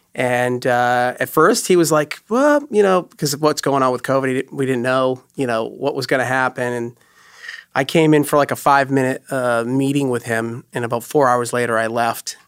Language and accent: English; New Hampshire, United States; moved away as an adult; also born or lived in Los Angeles; growing up in New Hampshire, we'd be camping in the woods